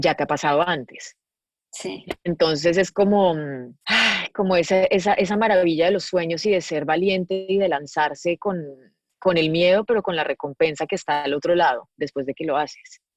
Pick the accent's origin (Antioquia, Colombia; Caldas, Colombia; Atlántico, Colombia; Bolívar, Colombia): Antioquia, Colombia; Medellín; moved away as an adult; now in Los Angeles, United States; yo soy de Medellín y creo que para mi historia de vida, no solamente viniendo de Colombia